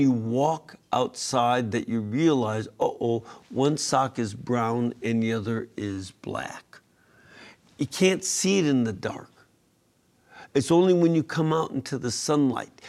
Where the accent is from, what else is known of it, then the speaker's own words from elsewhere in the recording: Chicago, Illinois, United States; my hometown of Chicago